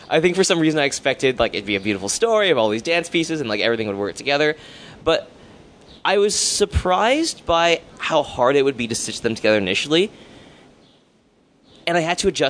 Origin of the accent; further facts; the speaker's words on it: Hamilton, Ontario, Canada; I'm from Hamilton, where the disciplines don't really talk to each other